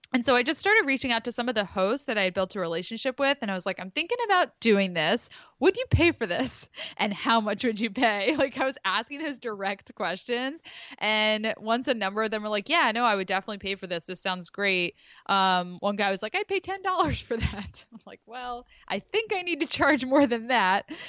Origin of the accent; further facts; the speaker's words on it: Philadelphia, Pennsylvania, United States; moved away as an adult; now in Rhode Island, United States; grew up in the Philly area, but, uh, transplanted up to Rhode Island